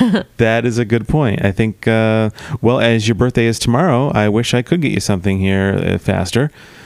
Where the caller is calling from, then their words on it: Missouri, United States; I'm calling you from Missouri, so I'll be right over.